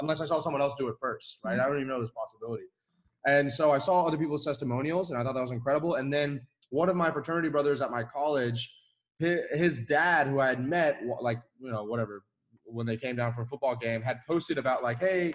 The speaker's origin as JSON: {"language": "English", "region": "Florida", "country": "United States", "tie": "born or raised there", "also_born_or_lived": "Atlanta", "said": "I was in Florida at the time"}